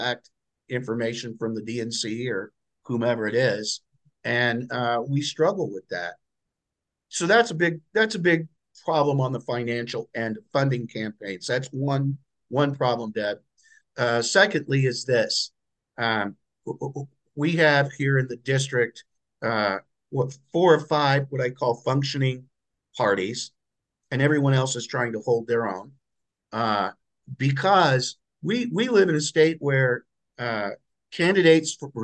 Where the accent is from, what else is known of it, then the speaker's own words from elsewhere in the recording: Lafayette, Indiana, United States; here in Lafayette, my hometown